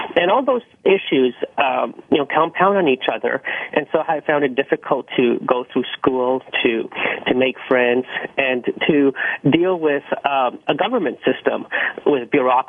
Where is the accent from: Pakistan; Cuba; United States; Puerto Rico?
Pakistan; now in Canada; I was born in Pakistan with Pakistani parents in poverty. We didn't have any running water or electricity, so it was very challenging to say the least. And when we came to Canada, we were on the welfare system